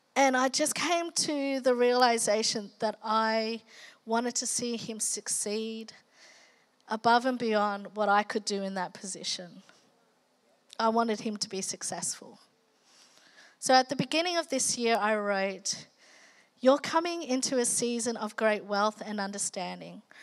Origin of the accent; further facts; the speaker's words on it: Australia; also born or lived in Philippines; being Asian Australian